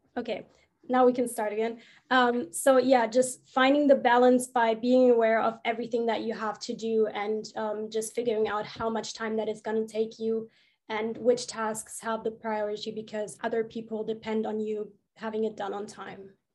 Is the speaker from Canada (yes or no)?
no; Germany; I'm from Germany.